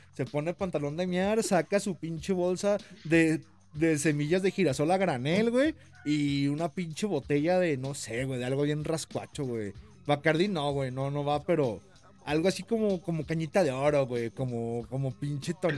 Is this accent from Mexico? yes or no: yes; Jalisco, Mexico; soy de Jalisco